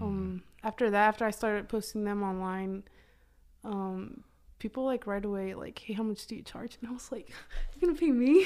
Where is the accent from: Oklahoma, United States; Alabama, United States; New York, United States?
Oklahoma, United States; also born or lived in Durango, Mexico; I moved to Oklahoma, um, maybe I was one year, nine months around that time